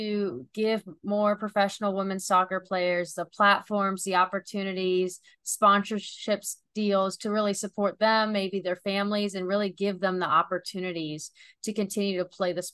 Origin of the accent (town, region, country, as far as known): North Carolina, United States; born or raised there